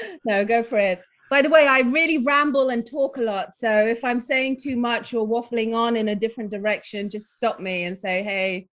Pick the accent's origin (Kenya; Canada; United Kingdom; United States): United Kingdom; Nottingham, East Midlands; also born or lived in Philippines; we were raised in Nottingham in England.